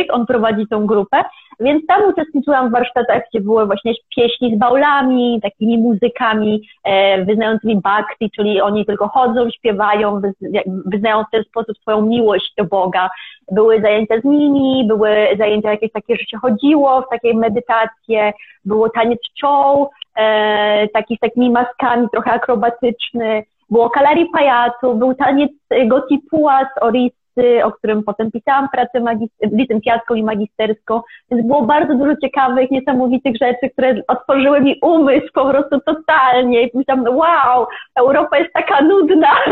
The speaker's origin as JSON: {"language": "Polish", "town": "Kielce", "region": "Świętokrzyskie Voivodeship", "country": "Poland", "also_born_or_lived": "Kraków / India", "moved": "as an adult", "said": "pochodzę z Kielc, więc z Kielc do Krakowa się przeprowadziłam"}